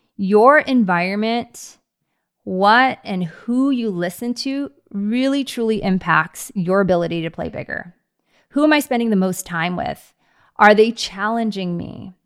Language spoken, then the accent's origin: English; Bay Area, California, United States; now in Scottsdale, United States; I grew up in the Bay Area